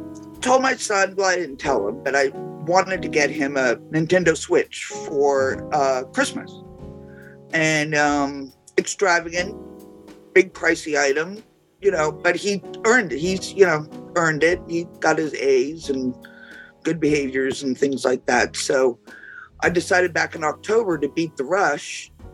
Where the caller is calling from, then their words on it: Woonsocket, Rhode Island, United States; I'm coming from Woonsocket, Rhode Island.